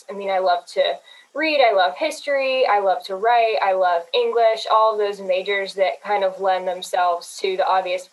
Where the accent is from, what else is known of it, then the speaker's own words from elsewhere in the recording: Greensburg, Pennsylvania, United States; now in Greenville, United States; I'm from Greensburg, Pennsylvania, and I found my way all the way down here in Greenville, South Carolina